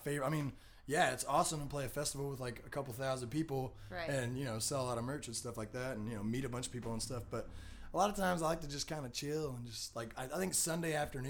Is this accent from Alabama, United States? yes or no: no; Tennessee, United States; moved away as an adult; now in Breckenridge, United States; I'm from Tennessee. Liz and I, we were living in Tennessee up until January of this year. We were living in East Tennessee.